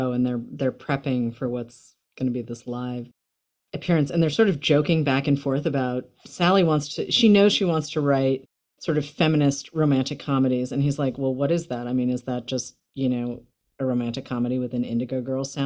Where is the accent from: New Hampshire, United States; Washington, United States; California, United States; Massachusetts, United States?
Massachusetts, United States; Boston; I grew up in Boston